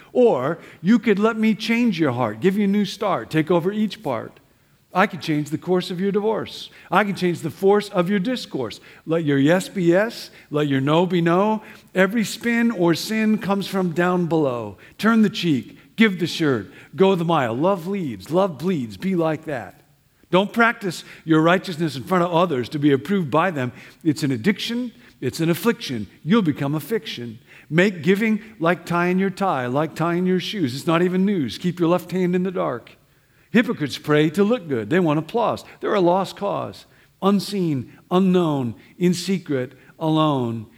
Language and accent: English; Midwest, United States; moved away; I grew up Baptist back in the Midwest